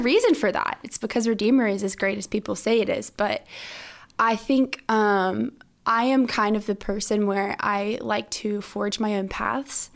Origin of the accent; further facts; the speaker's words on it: Orlando, Florida, United States; moved away as an adult; now in Stanford, United States; I'm from Orlando, Florida